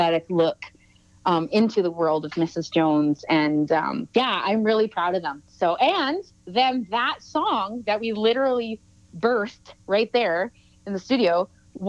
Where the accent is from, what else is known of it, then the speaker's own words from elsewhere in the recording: Lake Simcoe, Ontario, Canada; moved away; also born or lived in Salmon Arm, British Columbia; I grew up on Lake Simcoe